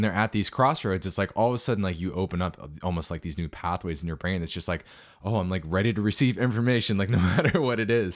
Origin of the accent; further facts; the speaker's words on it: South Central Pennsylvania, United States; my hometown area of South Central P